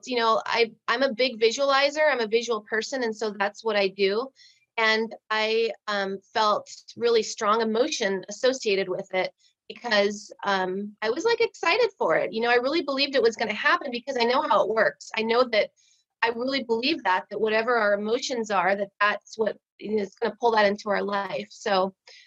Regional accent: Midwest, United States; I was raised in the Midwest

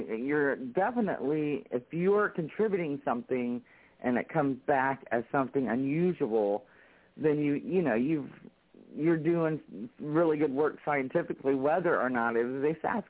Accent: North Carolina, United States; moved away as an adult; also born or lived in Ohio; I moved from Ohio back to my home state of North Carolina

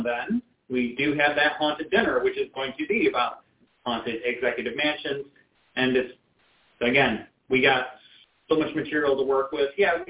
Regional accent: New York, United States; moved away; I grew up in New York

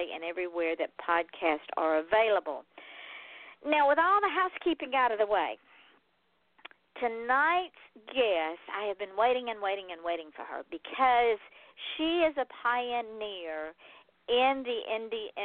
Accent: Georgia, United States; I'm from Georgia

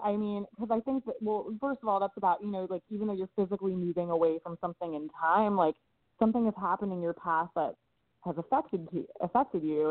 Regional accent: Los Angeles, California, United States; I was raised in Los Angeles

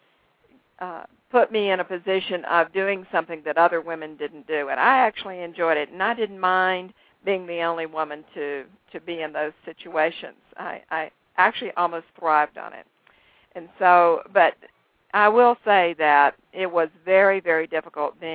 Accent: Greenville, South Carolina, United States; I was born in Greenville, South Carolina

